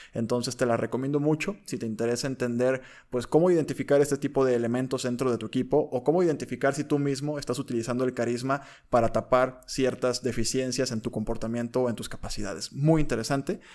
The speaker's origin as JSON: {"language": "Spanish", "country": "Mexico", "said": "somos mexicanos. Somos mexicanos"}